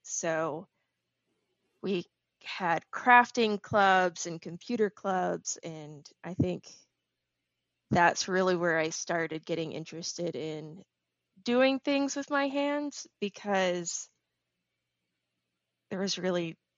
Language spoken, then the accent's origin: English; Houston, Texas, United States; also born or lived in Midland, United States / Indonesia / Plano, United States; All over Texas. So born in Houston, moved to Midland, moved to Indonesia for 3 years, back to Midland. Then went to high school in Plano, college